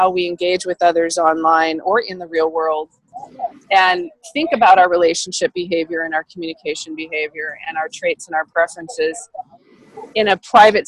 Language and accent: English; Sacramento, California, United States; growing the startup ecosystem here in my hometown region